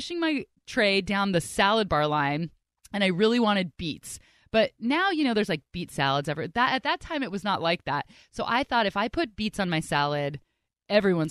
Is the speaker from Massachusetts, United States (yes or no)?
no; Bay Area, California, United States; growing up in the Bay Area, we had a restaurant called Coco's